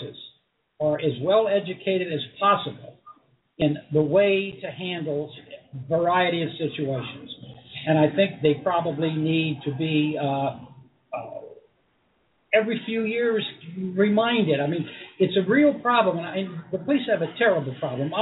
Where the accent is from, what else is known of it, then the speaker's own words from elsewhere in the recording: Cincinnati, Ohio, United States; moved away; I grew up in Cincinnati